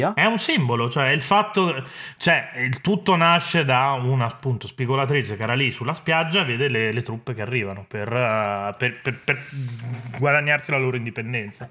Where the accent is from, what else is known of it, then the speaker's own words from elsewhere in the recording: Italy; del mio paese, inteso l'Italia come, come, nazione